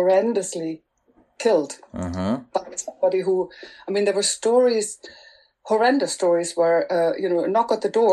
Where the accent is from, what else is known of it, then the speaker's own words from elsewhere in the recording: Germany; first language German; English is a second language; moved away as an adult; now in Northern Ireland, United Kingdom; I'm originally from Germany